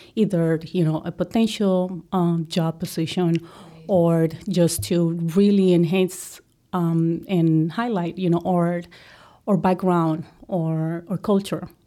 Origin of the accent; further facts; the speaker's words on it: Colombia; English is a second language; moved away as an adult; now in United States; I am a girl from Colombia